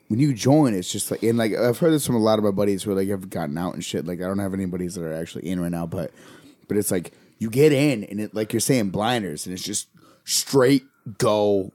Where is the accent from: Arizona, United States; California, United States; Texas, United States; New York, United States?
New York, United States; Scottsville; I grew up in Scottsville